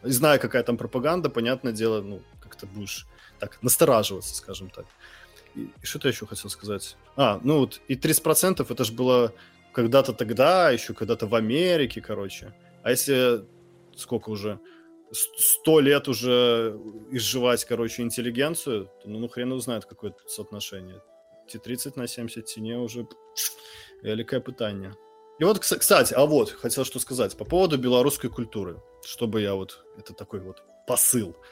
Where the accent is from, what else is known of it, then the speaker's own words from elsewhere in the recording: Mogilev Region, Belarus; first language Russian; moved away; also born or lived in Kharkiv, Ukraine; Я родился в Украине в русскоязычном городе. Я э, вырос в Беларуси в русскоязычном городе